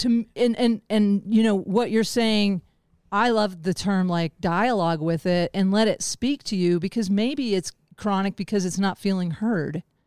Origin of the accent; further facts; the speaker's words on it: the Ozarks, United States; now in Boulder, United States; I grew up in the Ozarks and I live in Boulder